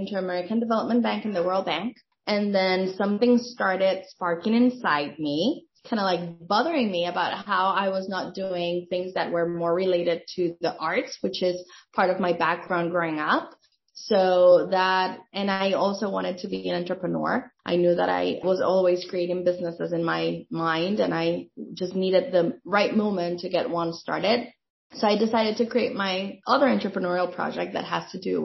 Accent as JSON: {"language": "English", "country": "Dominican Republic", "tie": "born or raised there", "moved": "as an adult", "lives_now": "United States", "said": "I'm originally from the Dominican Republic."}